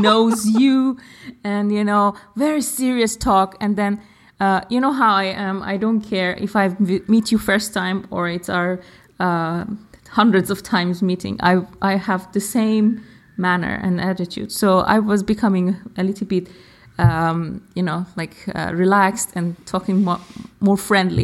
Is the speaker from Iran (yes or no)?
yes; Iran; English is a second language